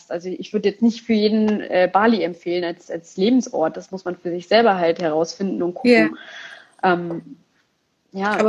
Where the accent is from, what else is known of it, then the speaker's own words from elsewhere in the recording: Berlin, Germany; aber in Berlin, ich komme aus Berlin